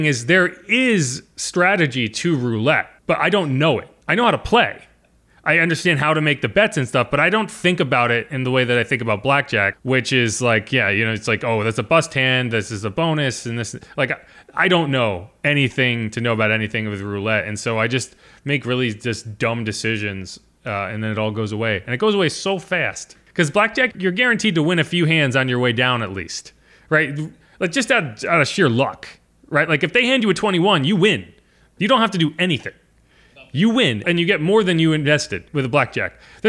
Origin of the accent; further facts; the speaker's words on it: New Orleans, Louisiana, United States; I'm from New Orleans. Like, what am I going to get excited about?